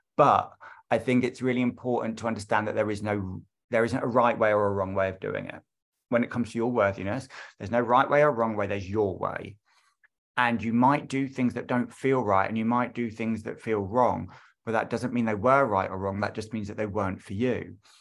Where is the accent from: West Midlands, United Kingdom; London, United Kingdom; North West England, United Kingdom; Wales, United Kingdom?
London, United Kingdom; I am from London